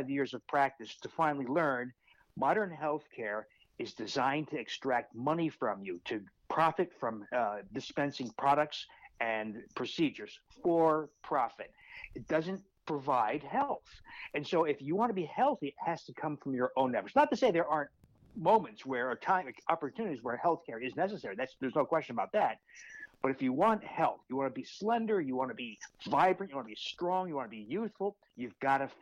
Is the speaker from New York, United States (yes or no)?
no; New Jersey, United States; moved away as an adult; now in Milwaukee, United States; I grew up in New Jersey, actually not too far from where you are. I now live in Milwaukee, Wisconsin.